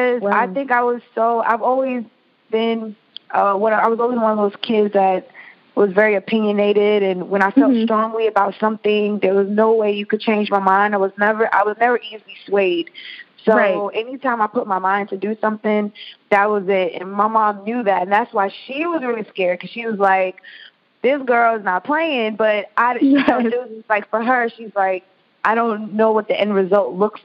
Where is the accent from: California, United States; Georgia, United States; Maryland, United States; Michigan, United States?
Georgia, United States; Atlanta; a girl growing up in Atlanta dancing